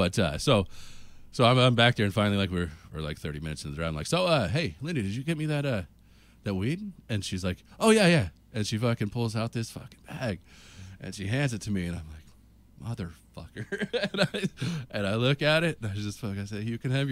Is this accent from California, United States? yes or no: yes; California, United States; moved away as an adult; I was from California